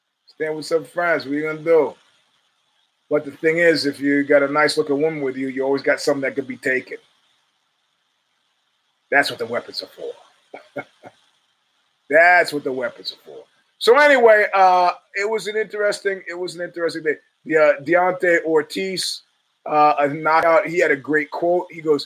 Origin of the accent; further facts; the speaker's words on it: New York, United States; We're from New York, man.